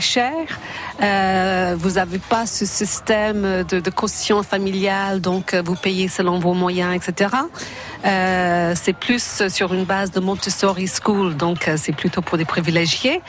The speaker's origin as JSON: {"language": "French", "country": "Ireland", "also_born_or_lived": "Madrid, Spain", "second_language": "French", "moved": "as an adult", "lives_now": "France", "said": "je suis européenne euh, irlandaise vivre en France"}